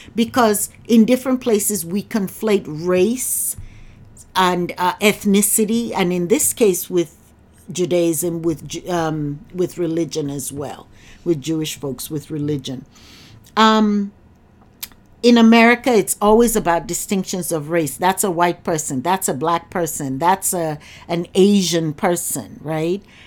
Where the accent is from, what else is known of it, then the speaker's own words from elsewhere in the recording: Nigeria; now in United States; I'm from Nigeria